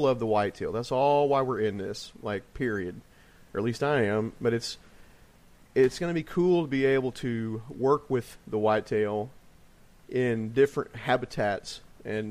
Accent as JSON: {"language": "English", "region": "Illinois", "country": "United States", "tie": "born or raised there", "said": "growing up in Illinois"}